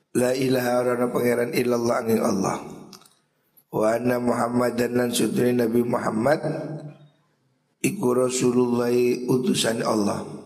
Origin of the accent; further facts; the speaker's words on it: Java, Indonesia; kita ini wong Jawa